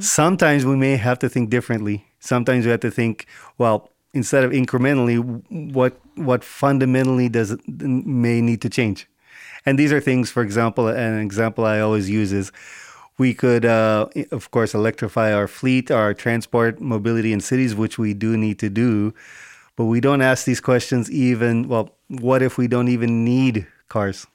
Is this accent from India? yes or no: yes; South India, India; moved away; also born or lived in Bombay; I'm South Indian, um, all family spoke Telugu